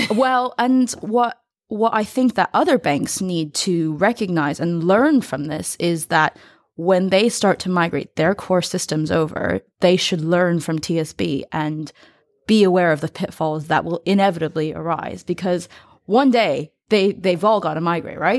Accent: United States; as an American

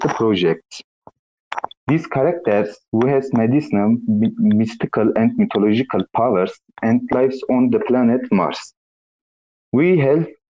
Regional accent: Turkey; English is a second language; from Turkey. I'm 77 years old. My English is not very good

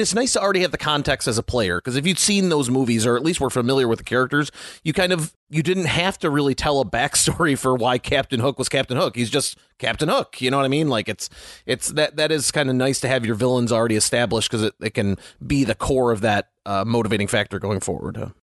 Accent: United States; growing up in America in the, you know, the nineties

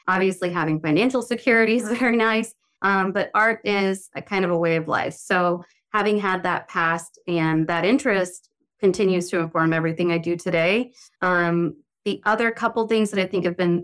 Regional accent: the South, United States; now in New York City, United States; I'm from the South and my family are from a fairly tropical place

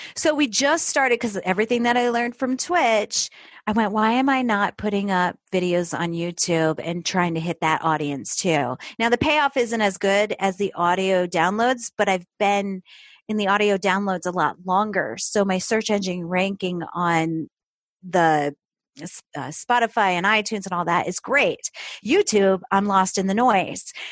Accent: upstate New York, United States; moved away as an adult; also born or lived in Florida; I grew up in New York, uh, upstate New York.

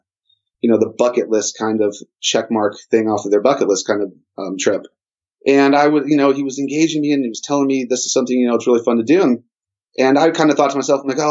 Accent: Newport Beach, California, United States; I was born and raised in Newport Beach

